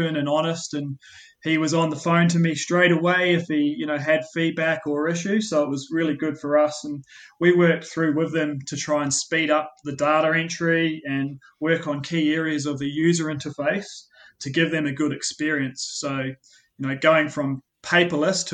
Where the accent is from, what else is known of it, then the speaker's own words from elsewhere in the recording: New Zealand; now in Australia; you may have picked up my accent, and I was born in New Zealand